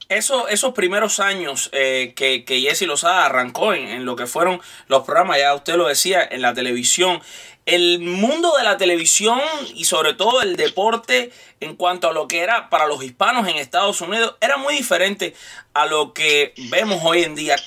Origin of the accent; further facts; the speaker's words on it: Cuba; también soy cubano